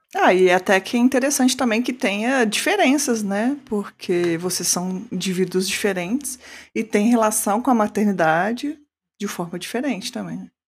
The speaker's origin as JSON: {"language": "Portuguese", "region": "Minas Gerais", "country": "Brazil", "said": "eu sou do Sudeste, mas eu sou do melhor do Sudeste, que é Minas"}